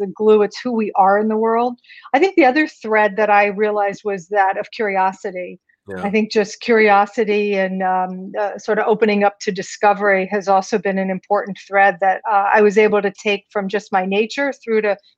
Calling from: New York City, New York, United States; I'm tuning in from New York City.

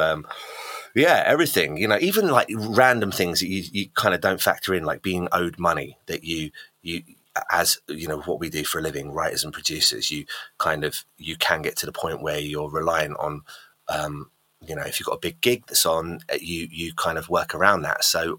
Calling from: Goudhurst, South East England, United Kingdom; No, I'm in London. I'm just below London in a little town called Goudhurst, which is basically just below London. So sunny old UK.

